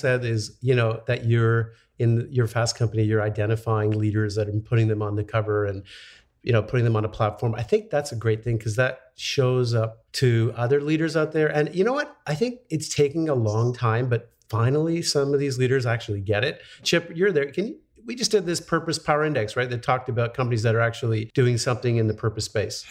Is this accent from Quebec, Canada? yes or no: yes; Montreal, Quebec, Canada; I grew up in Montreal, so I know how to say Gagne.